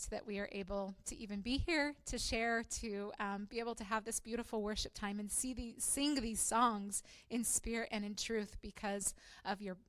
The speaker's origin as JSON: {"language": "English", "area": "Chewelah", "region": "Washington", "country": "United States", "tie": "born or raised there", "moved": "as an adult", "lives_now": "Chernobyl, Ukraine", "said": "I grew up in Chihuahua and was married in this church"}